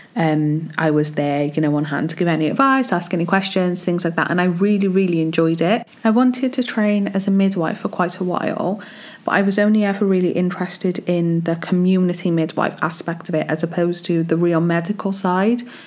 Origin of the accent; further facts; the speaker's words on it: Wales, United Kingdom; I'm from Wales